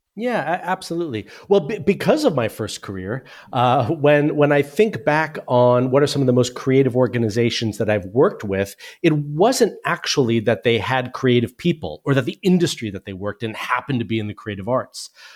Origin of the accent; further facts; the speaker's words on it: United States; moved away as an adult; now in United Kingdom; as you can tell from my accent, I'm originally from the U S, but I've lived in the U K for twenty-four years